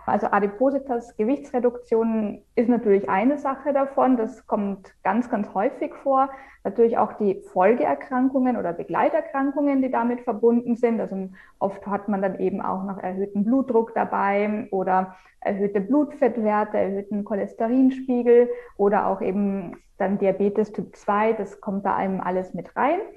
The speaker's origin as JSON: {"language": "German", "region": "Vienna", "country": "Austria", "lives_now": "Germany", "said": "also ich komme ja ursprünglich aus Wien. Man hört es vielleicht dann noch so in dem einen oder anderen mhm. Wort oder Ausdruck."}